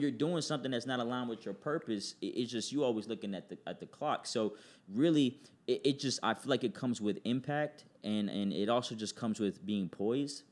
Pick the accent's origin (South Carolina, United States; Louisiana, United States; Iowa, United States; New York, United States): New York, United States; New York City; I was born in New York City, uh, Queens, to be exact.